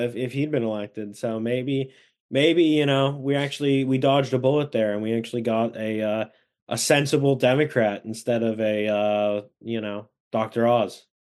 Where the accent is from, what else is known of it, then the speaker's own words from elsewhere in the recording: Washington, United States; my home state of Washington, which has just under eight million people